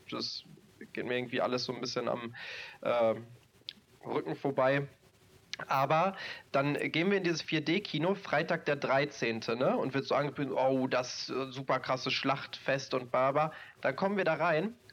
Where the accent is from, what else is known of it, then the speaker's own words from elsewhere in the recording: North Rhine-Westphalia, Germany; ich komme ja aus NRW, hier ist der Moviepark.